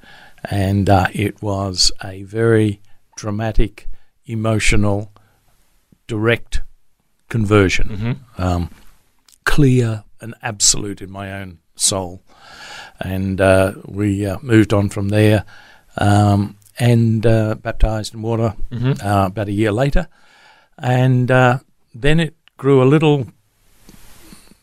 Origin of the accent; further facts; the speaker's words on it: Queensland, Australia; also born or lived in Charters Towers, Queensland / Katoomba / North Parramatta; now in Brisbane, Australia; a Queensland boy